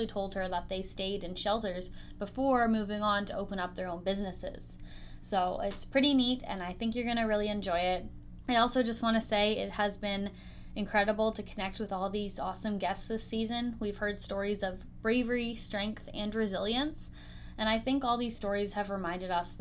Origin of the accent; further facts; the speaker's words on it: Orillia, Ontario, Canada; I'm from Orillia